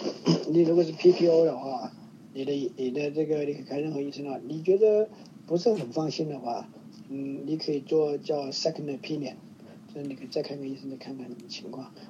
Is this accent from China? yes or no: yes; China; 因为我是在大陆长大的